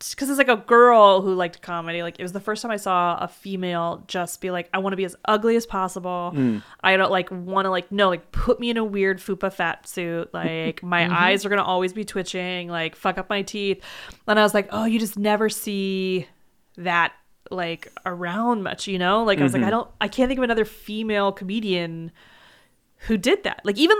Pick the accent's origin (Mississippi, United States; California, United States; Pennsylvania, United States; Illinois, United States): California, United States; Morgan Hill; It's like just south of San Jose. Like, so I grew up like technically in the Bay Area, but like in the very like ball sack of it.